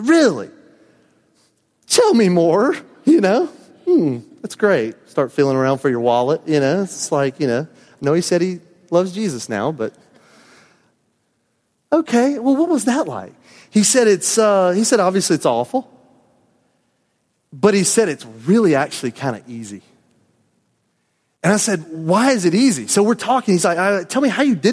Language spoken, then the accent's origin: English; the South, United States; I was a native Southerner